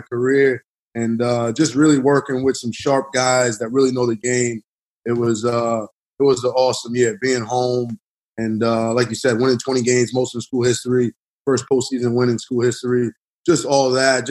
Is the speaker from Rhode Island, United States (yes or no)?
yes; Providence, Rhode Island, United States; growing up in Providence